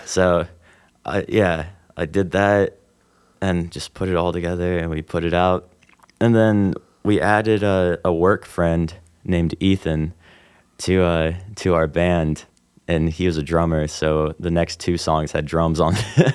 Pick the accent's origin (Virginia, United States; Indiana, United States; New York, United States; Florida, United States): Indiana, United States; Evansville; also born or lived in Robinson, Illinois / Utah; I moved to Evansville uh, when I was about eight and I've lived here ever since.